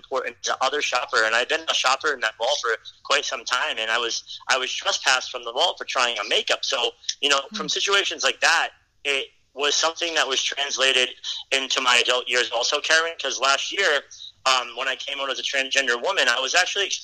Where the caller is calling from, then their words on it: Rhode Island, United States; I'm calling from Rhode Island today